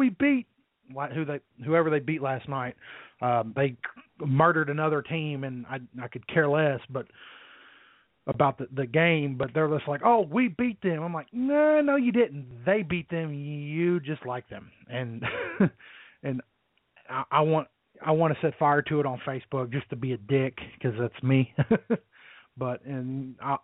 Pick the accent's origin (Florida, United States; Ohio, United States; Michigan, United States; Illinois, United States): Ohio, United States; Middletown; I was raised in Middletown, which is about maybe 30 or so minutes outside of Cincinnati.